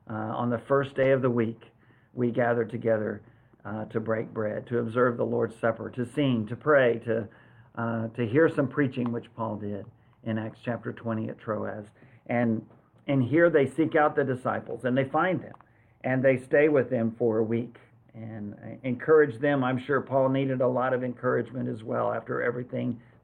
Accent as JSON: {"language": "English", "town": "San Antonio", "region": "Texas", "country": "United States", "tie": "born or raised there", "said": "We had a lot of Air Force friends in San Antonio, where our hometown, Joyce and my hometown"}